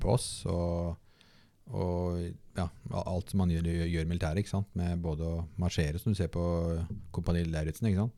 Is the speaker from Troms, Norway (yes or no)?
no; Bærum, Akershus, Norway; jeg vokste opp da i Bærum og gikk på alle skolene rundt omkring